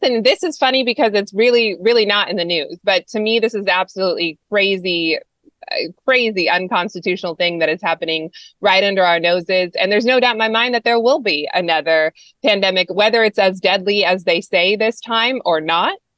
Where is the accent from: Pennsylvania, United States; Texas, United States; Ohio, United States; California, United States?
California, United States; I'm a Californian